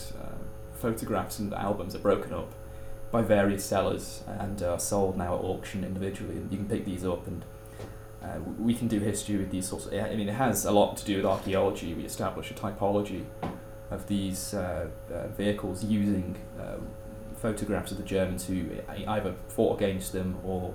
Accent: Manchester, North West England, United Kingdom; I'm from Manchester and I study history

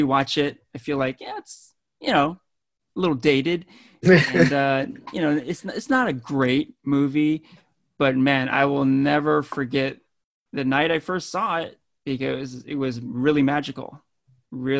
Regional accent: Danville, California, United States; I grew up in Danville, California

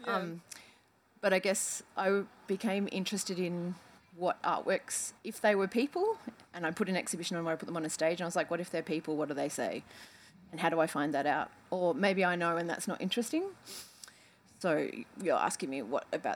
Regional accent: Coburg, Victoria, Australia; I grew up in Coburg.

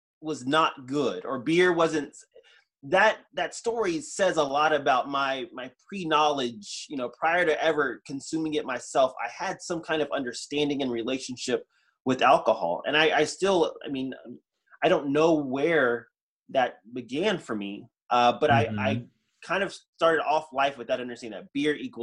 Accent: Houston, Texas, United States; we moved from East Texas, where I was born, to Houston

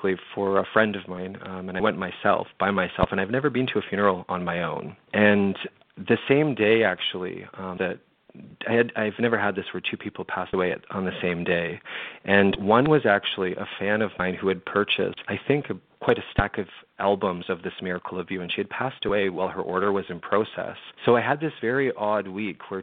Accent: London, Ontario, Canada; moved away; my hometown of London, Ontario

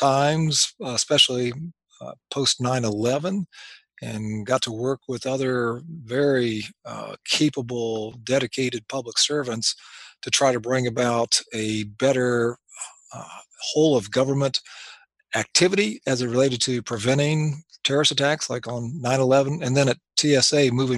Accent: Anderson, Indiana, United States; moved away as an adult; I practiced 2 years here in my hometown of Anderson. I grew up here

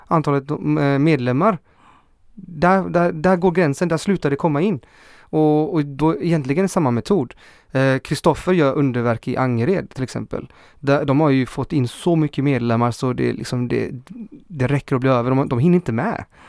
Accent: Chile; also born or lived in Hammarkullen, Gothenburg, Sweden; now in Gothenburg, Sweden; Jag är från Chile

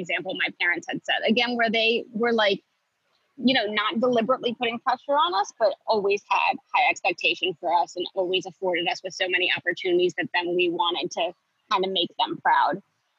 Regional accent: Wilmington, Delaware, United States; We grew up in Wilmington, Delaware, which is about 45 minutes outside of Philadelphia. Grew up in like a pretty suburban, almost rural environment.

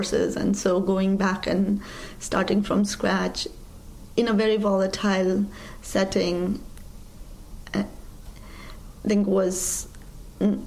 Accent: Kathmandu, Bagmati, Nepal; moved away as an adult; also born or lived in Iowa / Washington, D.C.; now in New York, United States; So I grew up in Kathmandu, the capital of Nepal, in a working-class neighborhood.

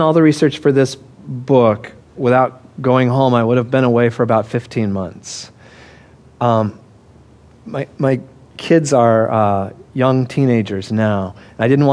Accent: Denver, Colorado, United States; I grew up in Denver

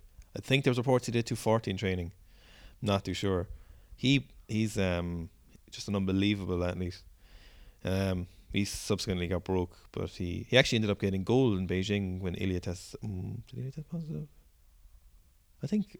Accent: Wales, United Kingdom; I'm from Wales.

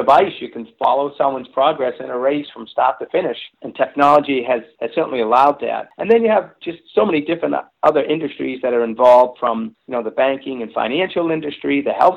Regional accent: Medford, Massachusetts, United States; my hometown of Medford, Mass

